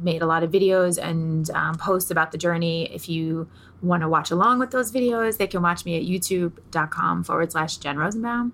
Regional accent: New York, United States; I'm from New York

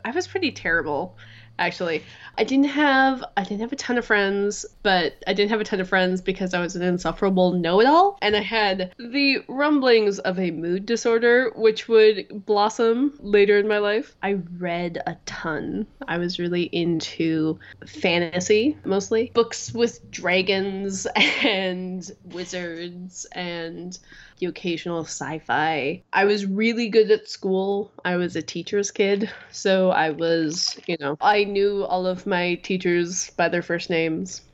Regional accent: Minneapolis, Minnesota, United States; now in Durham, United States; I grew up in Minneapolis, Minnesota.

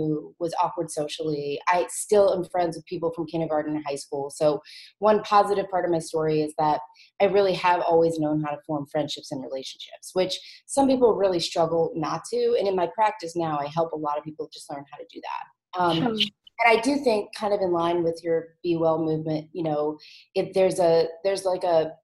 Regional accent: New Orleans, Louisiana, United States; now in Nashville, United States; I grew up in New Orleans, so far away from Pollyanna, and it was a really cool place to grow up

